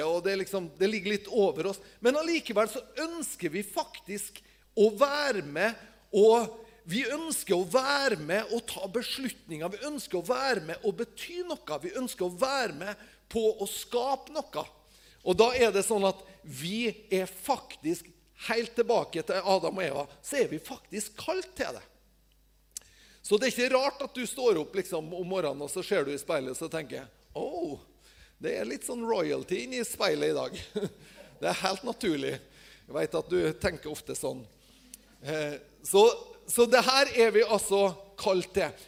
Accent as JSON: {"language": "Norwegian", "town": "Tingvoll", "region": "Møre og Romsdal", "country": "Norway", "said": "hjemme på Tingvoll, der jeg, jeg, eh, jeg, bor"}